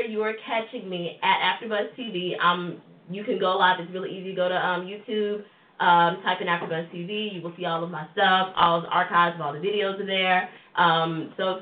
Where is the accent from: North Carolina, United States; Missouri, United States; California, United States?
Missouri, United States; St. Louis; I'm from St. Louis